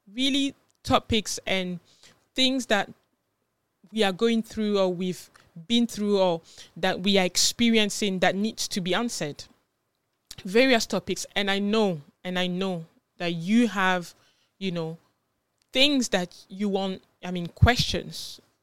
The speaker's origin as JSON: {"language": "English", "country": "France", "tie": "born or raised there", "also_born_or_lived": "Ghana", "moved": "as an adult", "lives_now": "United Kingdom", "said": "I am from Ghana originally, but I was born in France and I came to the U K when I was about, I think, nineteen or twenty"}